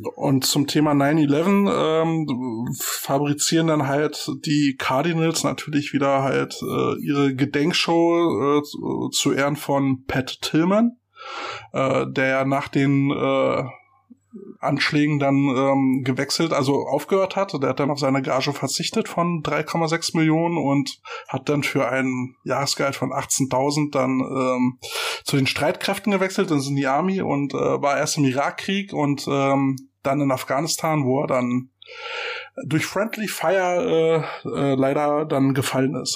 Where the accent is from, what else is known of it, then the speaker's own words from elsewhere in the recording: Germany; Für uns Deutsche